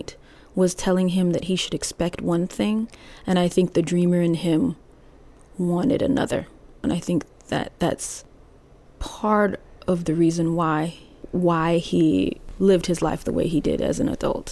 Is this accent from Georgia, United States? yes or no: no; DeLisle, Mississippi, United States; also born or lived in New Orleans; my own experience growing up in Dalil